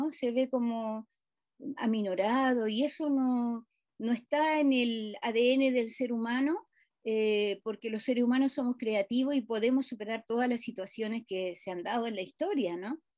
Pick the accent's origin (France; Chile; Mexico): Chile; yo creo que nos merecemos como sociedad chilena mm. eh, hacer una reflexión más profunda de más allá de Pinochet